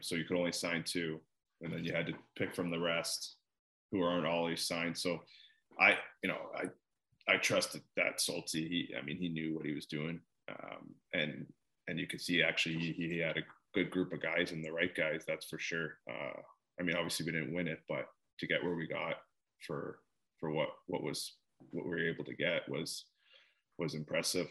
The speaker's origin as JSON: {"language": "English", "town": "Mississauga", "region": "Ontario", "country": "Canada", "moved": "yes", "said": "I'm from Mississauga, Toronto area"}